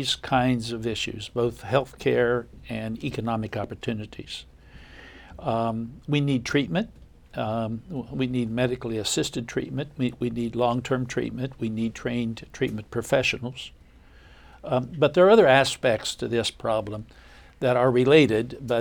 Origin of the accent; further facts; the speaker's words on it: Appalachia, Ohio, United States; coming from Ohio and especially growing up in Appalachia